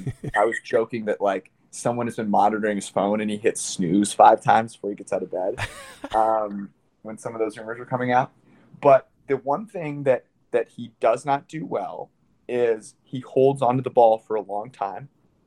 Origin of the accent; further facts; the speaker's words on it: Menlo Park, California, United States; I'm a Niners fan. I grew up in Menlo Park.